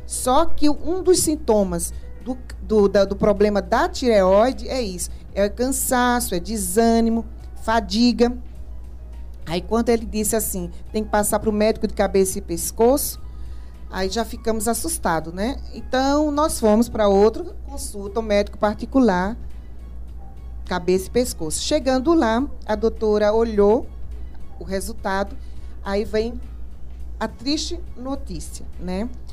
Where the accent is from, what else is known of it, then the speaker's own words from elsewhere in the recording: Recife, Pernambuco, Brazil; moved away as an adult; also born or lived in Campo Grande, Mato Grosso do Sul; Sou natural de Recife, Pernambuco, e sou pedagoga